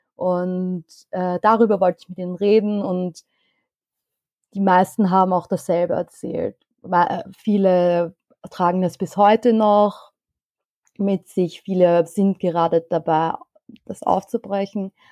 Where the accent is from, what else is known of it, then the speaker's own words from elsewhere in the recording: Vienna, Austria; Ich bin in Wien geboren und aufgewachsen, aber meine Eltern kommen beide aus dem Iran